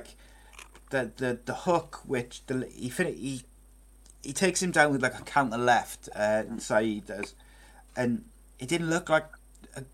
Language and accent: English; Welsh, Wales, United Kingdom